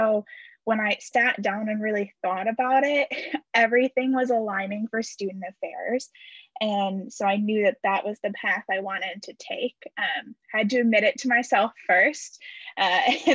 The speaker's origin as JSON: {"language": "English", "town": "Muskegon", "region": "Michigan", "country": "United States", "also_born_or_lived": "Houghton, Michigan", "moved": "as an adult", "lives_now": "La Crosse, United States", "said": "I'm originally from Muskegon, Michigan, and now I am in LaCrosse, Wisconsin"}